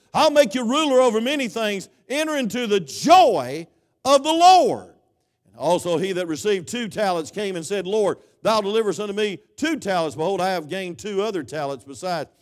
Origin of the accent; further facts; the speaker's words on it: United States; I am American